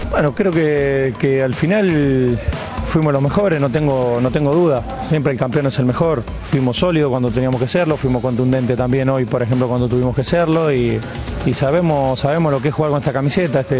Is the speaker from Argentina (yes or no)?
yes; Argentina; solo decir que soy más argentino que, nunca.